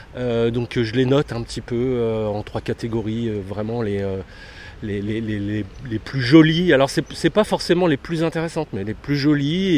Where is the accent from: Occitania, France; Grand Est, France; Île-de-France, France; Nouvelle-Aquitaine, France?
Occitania, France; Lozère; also born or lived in south of France; now in Paris, France; Je suis originaire de Lozère